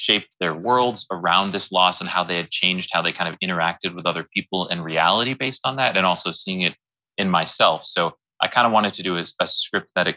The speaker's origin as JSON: {"language": "English", "region": "Wisconsin", "country": "United States", "moved": "yes", "said": "I'm from Wisconsin originally, and I adore my family"}